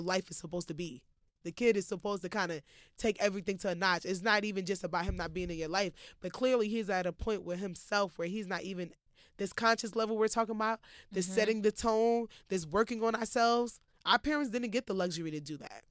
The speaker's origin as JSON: {"language": "English", "country": "United States", "tie": "born or raised there", "said": "growing up in America"}